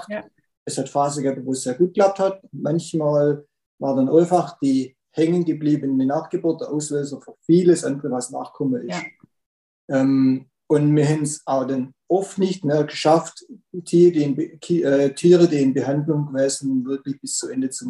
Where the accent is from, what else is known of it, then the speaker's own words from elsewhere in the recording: Rudersberg, Baden-Württemberg, Germany; Ja, also … äh, bin ich aus Rudersberg, Baden-Württemberg